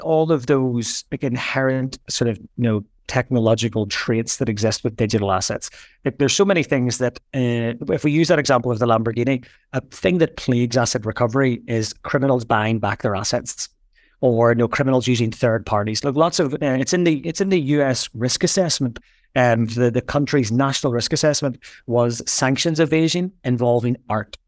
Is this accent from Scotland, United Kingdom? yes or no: no; Belfast, Northern Ireland, United Kingdom; I grew up in Belfast. I grew up sort of in the middle of the troubles